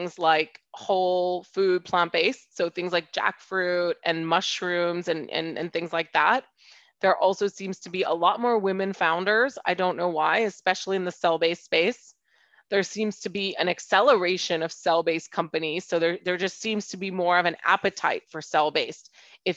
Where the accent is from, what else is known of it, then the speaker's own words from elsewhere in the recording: Hong Kong; also born or lived in United States / London; I'm half French and half Indian, and I grew up in Hong Kong